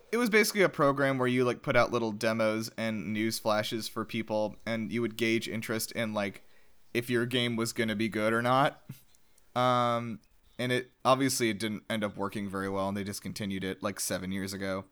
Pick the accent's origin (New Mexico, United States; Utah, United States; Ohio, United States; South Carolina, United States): South Carolina, United States; now in Georgia, United States; I'm originally from South Carolina, which is a state next door